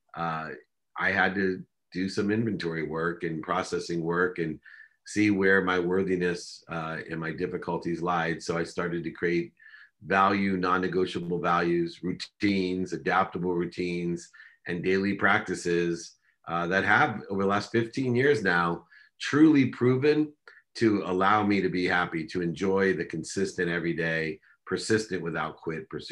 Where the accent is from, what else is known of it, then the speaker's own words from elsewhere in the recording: San Diego, California, United States; also born or lived in Akron, Ohio / Korea; When I moved from Akron, Ohio, with six kids and a single mom out to San Diego